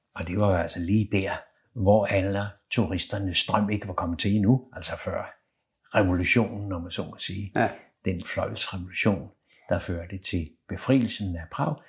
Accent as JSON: {"language": "Danish", "town": "Copenhagen", "region": "Capital Region of Denmark", "country": "Denmark", "tie": "born or raised there", "said": "Jeg er født lige ved Carlsberg øh, i Valby"}